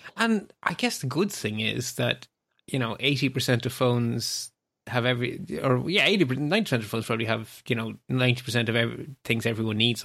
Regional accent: Ireland; as an Irish person

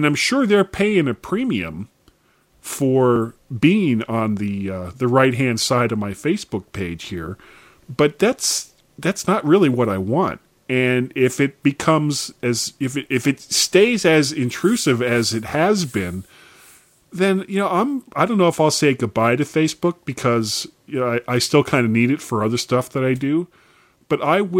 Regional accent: South Florida, United States; moved away as an adult; I grew up in South Florida, and I left when I was almost 21 in, you know, early 80s

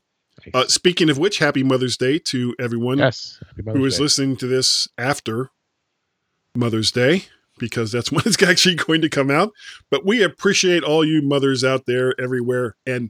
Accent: Florida, United States; But, you know, I am a blonde from Florida, so...

